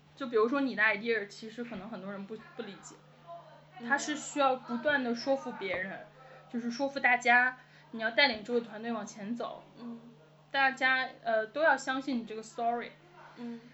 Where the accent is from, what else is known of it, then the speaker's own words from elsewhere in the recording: Beijing, China; 我是北京人